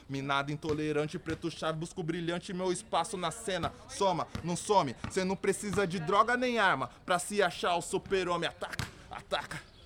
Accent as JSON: {"language": "Portuguese", "town": "Taboão da Serra", "region": "São Paulo", "country": "Brazil", "moved": "as an adult", "lives_now": "Rio Grande do Sul, Brazil", "said": "eu venho de Taboão da Serra, uma periferia da zona sul de São Paulo, próximo a Osasco e Capão Redondo"}